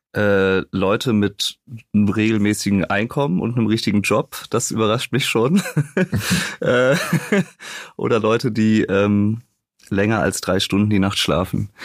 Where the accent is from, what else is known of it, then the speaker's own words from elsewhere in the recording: Rösrath, North Rhine-Westphalia, Germany; TV Hoffnungstal, der Verein meiner Jugend aus meiner Heimatstadt